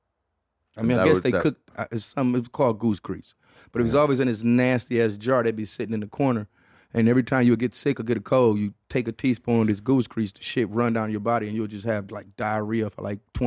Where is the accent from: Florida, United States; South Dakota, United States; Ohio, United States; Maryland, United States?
Florida, United States; I'm from Florida where white people... shit is fucking with alligators.